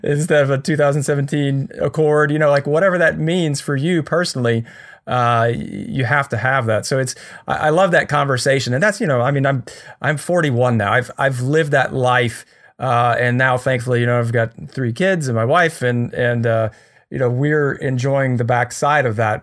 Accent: United States; I'm so American

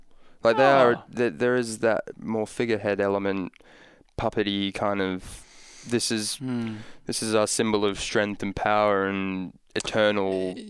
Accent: Scotland, United Kingdom

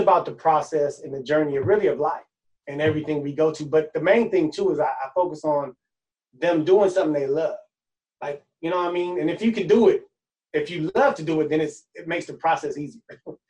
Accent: Oakland, California, United States; also born or lived in Los Angeles; I was born up north in Oakland. I moved out here when I was about 3 to LA. Moved back to Oakland when I was about 11.

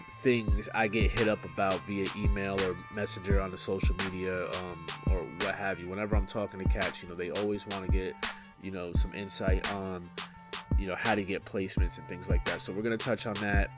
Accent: Kingston, New York, United States; from my hometown, Kingston, New York.

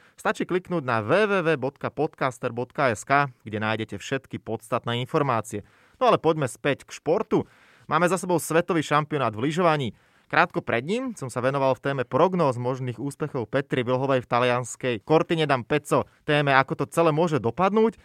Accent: Slovakia

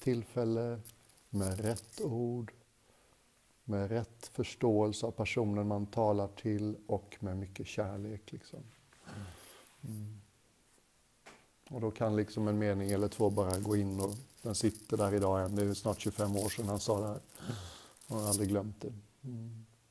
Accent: Sweden; Jag är svensk

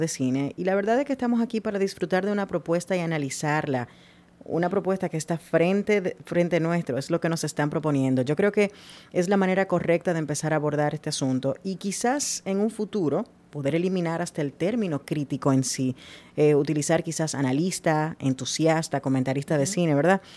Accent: Dominican Republic; soy dominicana

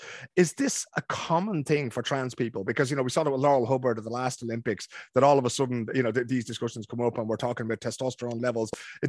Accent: Sweden; English is a second language; my home country at the moment of Sweden lost on penalties to Canada.

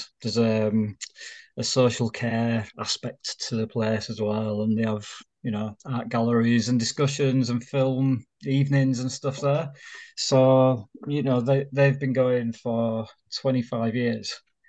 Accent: Leeds, Yorkshire and the Humber, United Kingdom; So it's kind of because I came from Leeds, and it's actually got a lot of similarities there.

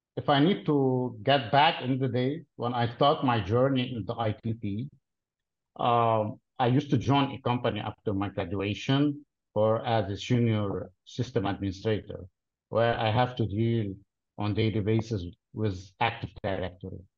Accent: Lebanon; originally I'm from Lebanon, but I work for a company headquartered in Dallas, Texas

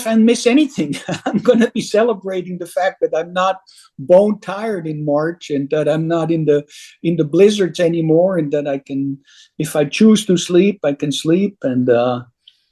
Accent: Switzerland; now in Alaska, United States; I was born, as you might know, born and raised in Switzerland.

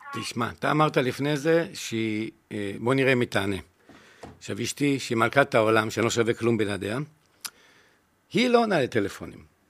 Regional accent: Jerusalem, Jerusalem District, Israel; now in Ga'ash, Israel; אני גדלתי בקטמונים

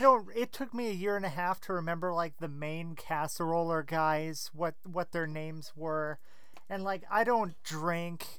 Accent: Minneapolis, Minnesota, United States; Minneapolis here, Minnesota

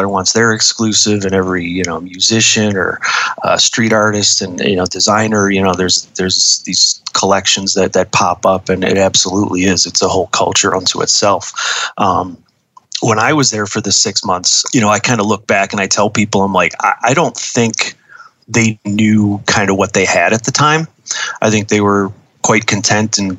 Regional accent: Buffalo, New York, United States; moved away as an adult; also born or lived in Los Angeles; my hometown, Buffalo, New York

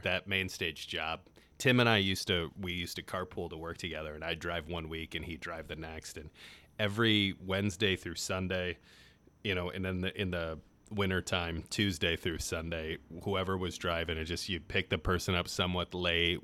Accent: South Bend, Indiana, United States; moved away; also born or lived in Cleveland, Ohio / Detroit, Michigan; I grew up in South Bend

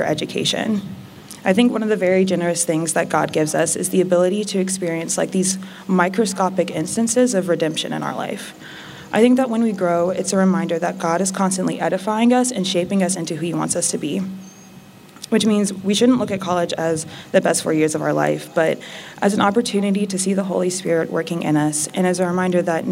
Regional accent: Cayman Islands; moved away; also born or lived in North Carolina, United States / Washington, D.C., United States; I was born in North Carolina. I grew up on a small island in the Caribbean called Grand Cayman

